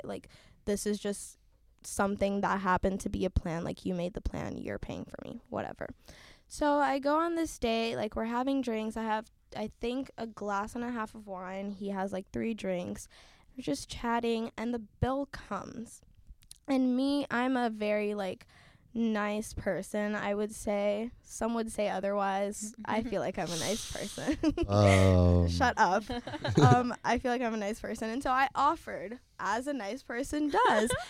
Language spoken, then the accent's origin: English; Haiti; now in United States; when I moved here, it was definitely different from what I grew up with in Haiti